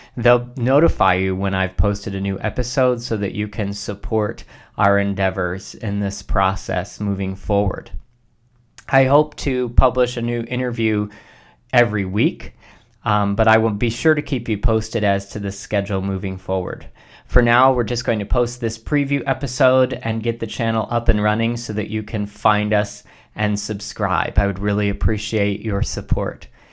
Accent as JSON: {"language": "English", "region": "Ohio", "country": "United States", "tie": "born or raised there", "said": "my home state of Ohio. Here in Ohio"}